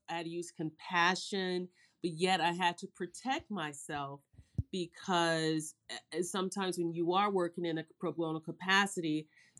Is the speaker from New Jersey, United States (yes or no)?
no; Chicago, Illinois, United States; I grew up in Chicago, and I grew up when Chicago was really just a Midwestern town.